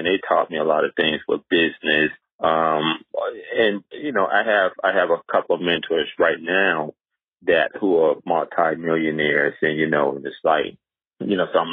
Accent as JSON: {"language": "English", "town": "Charleston", "region": "South Carolina", "country": "United States", "tie": "born or raised there", "also_born_or_lived": "New York", "moved": "as an adult", "said": "Growing up in Charleston, South Carolina, it was more, at that time in the 70s and 80s"}